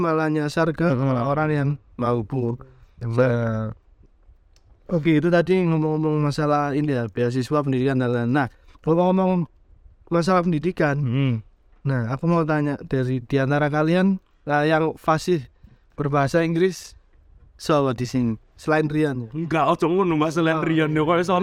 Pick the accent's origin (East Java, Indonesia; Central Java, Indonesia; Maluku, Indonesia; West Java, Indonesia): East Java, Indonesia; Surabaya; Ya, bahwa aku sebagai orang Surabaya setuju ya artikelnya.